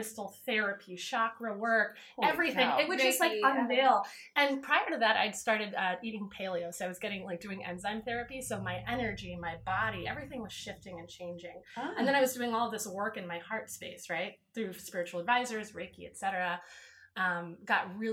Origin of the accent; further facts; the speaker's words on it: East Coast, United States; moved away; I'm from the East. You know, I went to school on the East Coast.